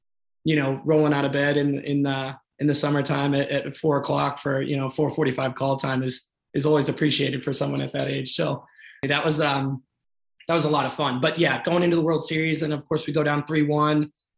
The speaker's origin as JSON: {"language": "English", "area": "outside of Boston", "region": "Massachusetts", "country": "United States", "tie": "born or raised there", "also_born_or_lived": "Chicago / St. Louis", "said": "Growing up outside of Boston, I'm in Massachusetts."}